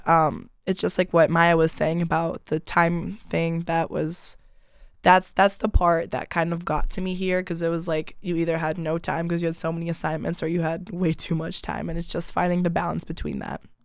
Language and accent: English; Rochester Hills, Michigan, United States; I'm from Rochester Hills, so about, like, an hour and thirty minutes away from here